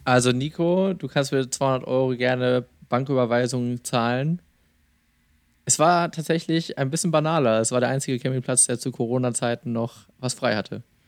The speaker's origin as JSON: {"language": "German", "area": "small town in central Westphalia", "region": "North Rhine-Westphalia", "country": "Germany", "tie": "born or raised there", "said": "in einer noch kleineren mittelwestfälischen Stadt, meiner Heimatstadt."}